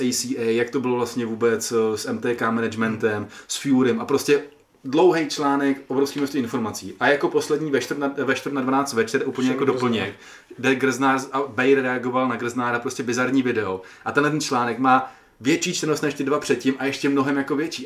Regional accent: Czechia; jsem z České republiky

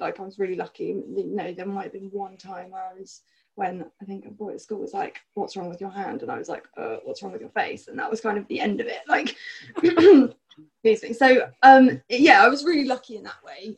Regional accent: Bournemouth, South West England, United Kingdom; born or raised there; also born or lived in South Africa

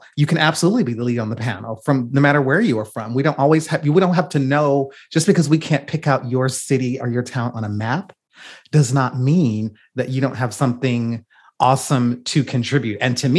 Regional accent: the South, United States; as a Southerner

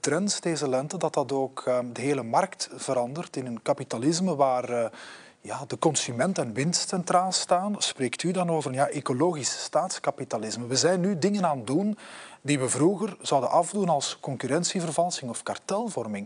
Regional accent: Belgium; zijn wij Belgen

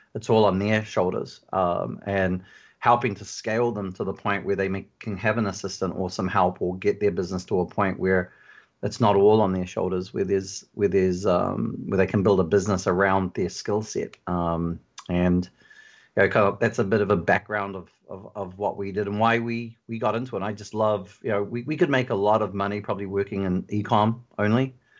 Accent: New Zealand; now in Phoenix, United States; originally I'm from New Zealand

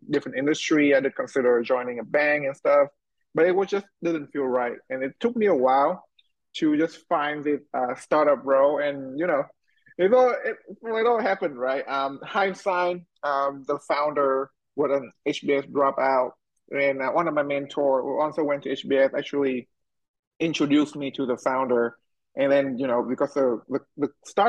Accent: Vietnam; moved away; also born or lived in United States; go back to my home country

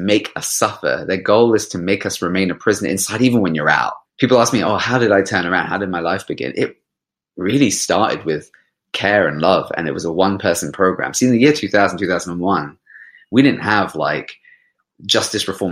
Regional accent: London, United Kingdom; I grew up in West London

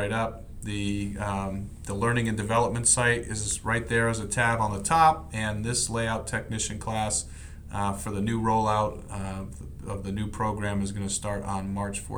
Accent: Clinton, Connecticut, United States; moved away; also born or lived in Maryland; I grew up in Clinton, Connecticut

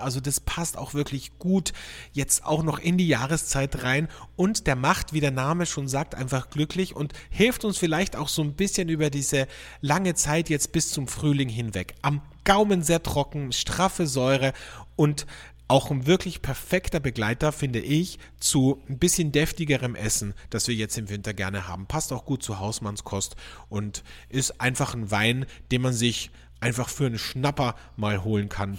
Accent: Austria; bei uns in Österreich

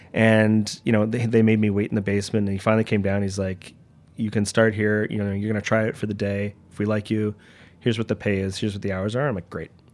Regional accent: Toronto, Ontario, Canada; born or raised there; moved away as an adult; now in New York, United States

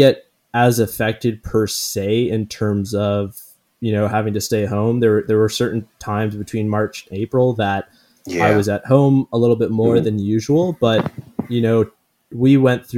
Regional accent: Canada; now in United States; as a Canadian living in the US

